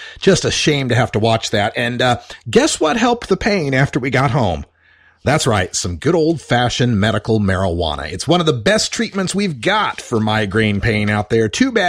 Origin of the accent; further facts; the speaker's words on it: Idaho, United States; now in Portland, United States; my neck of the woods back in my home state of Idaho.